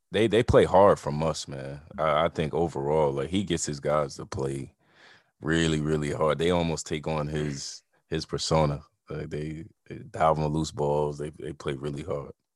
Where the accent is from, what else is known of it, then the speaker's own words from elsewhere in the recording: Scotch Plains, New Jersey, United States; North Jersey, man. I'm from Scotch Plains